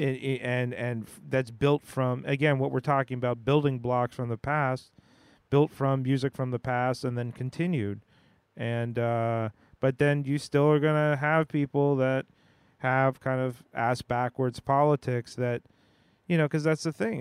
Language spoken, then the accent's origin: English; United States; growing up in the West, growing up in the U S